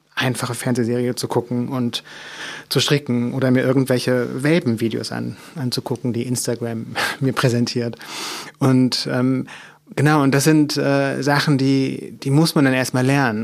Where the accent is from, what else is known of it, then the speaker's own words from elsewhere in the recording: Mecklenburg Lake District, Mecklenburg-Vorpommern, Germany; ich bin in einem Dorf aufgewachsen, was wirklich sehr klein ist. Ähm, also in Mecklenburg in der Seenplatte